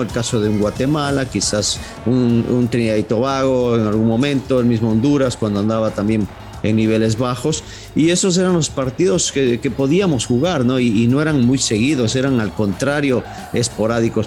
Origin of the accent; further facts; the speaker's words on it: Ecuador; hablando como ecuatoriano